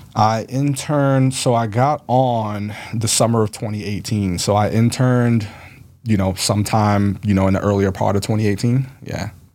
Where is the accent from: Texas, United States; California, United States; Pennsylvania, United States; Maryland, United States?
Maryland, United States; Baltimore; I grew up in Baltimore.